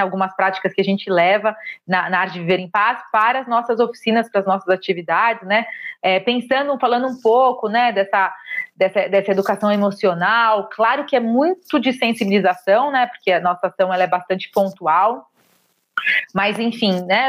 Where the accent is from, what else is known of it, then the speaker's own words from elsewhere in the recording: São Paulo, Brazil; Eu sou de São Paulo, comecei no estado